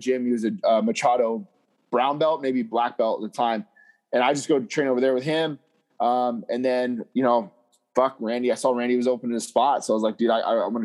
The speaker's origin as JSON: {"language": "English", "town": "Las Vegas", "region": "Nevada", "country": "United States", "tie": "born or raised there", "said": "me being born and raised in Vegas"}